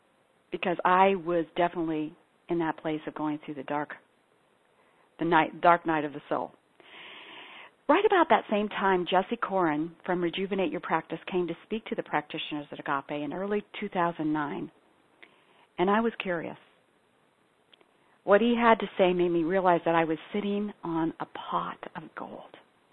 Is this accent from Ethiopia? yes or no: yes; Ethiopia; born or raised there